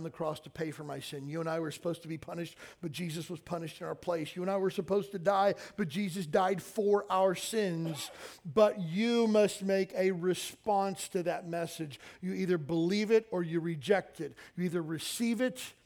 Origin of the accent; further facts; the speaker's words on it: Kentucky, United States; I grew up in the South in Kentucky